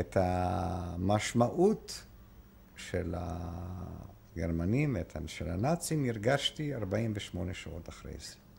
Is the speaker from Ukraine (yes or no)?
yes; Lviv, Lviv Oblast, Ukraine; Hebrew is a second language; moved away as an adult; also born or lived in Haifa, Israel; now in Israel; מוצאי מפולין, נולדתי בפולין בעיר לבוף שהיום אוקראינה, אז הייתה פולין